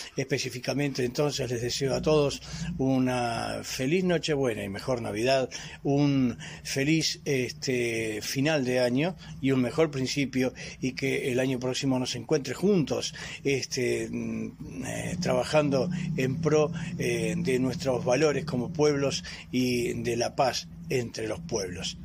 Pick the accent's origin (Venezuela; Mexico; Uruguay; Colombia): Uruguay; Empalme Olmos, Canelones; mi pueblo que es este, Empalme Olmos.